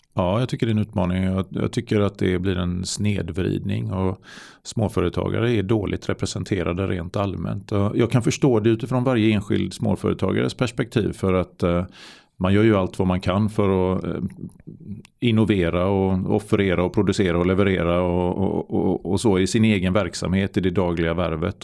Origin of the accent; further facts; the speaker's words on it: Varberg, Halland County, Sweden; Jag var ju kommunstyrelsens ordförande mm. i min hemort i Varberg